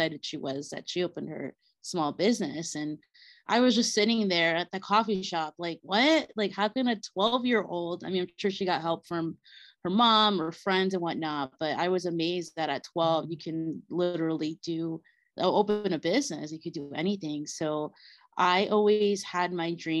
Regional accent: Bolivia; moved away; my Bolivian roots, since I'm from Bolivia

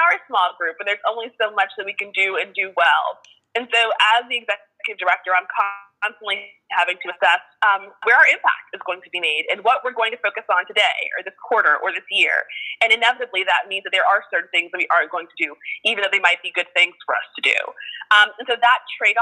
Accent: Miami, Florida, United States; moved away as an adult; now in New Orleans, United States; I am not originally from New Orleans. I was born and raised in Miami, Florida, but have been here, oh goodness, maybe 14 years as of this year.

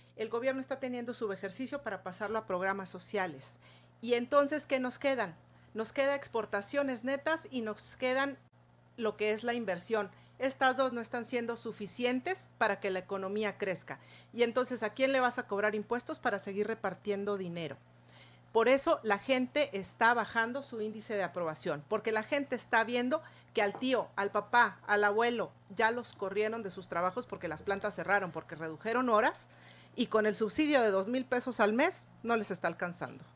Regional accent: Chihuahua, Mexico; como chihuahuense

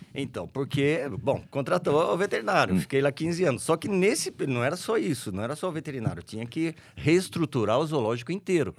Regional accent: Araras, São Paulo, Brazil; also born or lived in Leme; Eu nasci lá e no dia seguinte vim para Araras

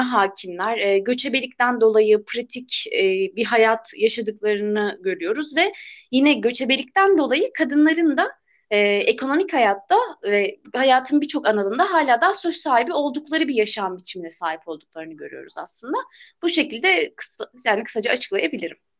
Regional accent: Burdur, Turkey; Burdurluyum ben.

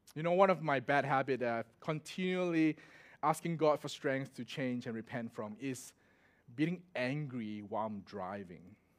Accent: Singapore; moved away as an adult; also born or lived in Melbourne, Australia; I'm from Singapore

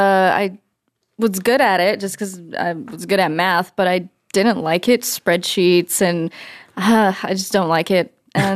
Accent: Las Vegas, Nevada, United States; also born or lived in Guam; I grew up in Vegas.

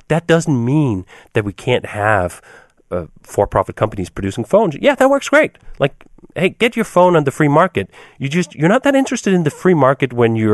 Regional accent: Denmark; moved away as an adult; now in United States; In fact, when I came from Denmark to here, I was astounded at just how poorly those two parts worked. When I came to the US, I had a, a girlfriend at the time who was enrolled in Loyola University.

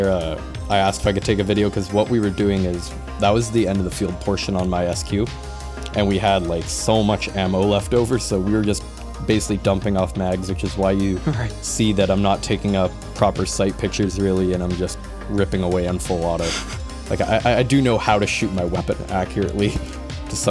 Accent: Kelowna or Vernon, British Columbia, Canada; I'm a primary reservist in my hometown. I won't just toss out my hometown, but if you're smart enough, you can guess it's one of two, because my unit is stationed across two towns, with 4-1 Squadron in Kelowna and 4-2 Squadron in Vernon

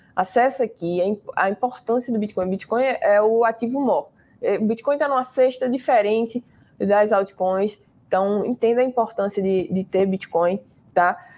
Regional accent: Recife, Pernambuco, Brazil; eu sou de Recife

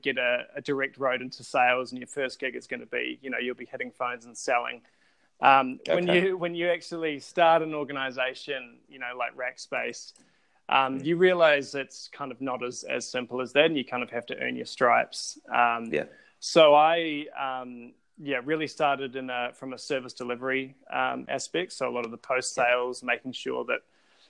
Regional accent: Christchurch, Canterbury, New Zealand; I'm from Christchurch, New Zealand. I was born and bred there.

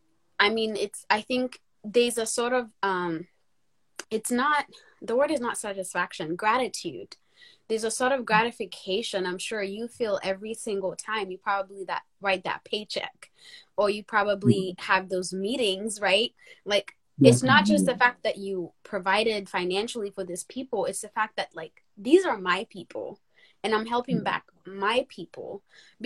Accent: United States; also born or lived in Kenya; now in United Kingdom; when we were growing up in the States.

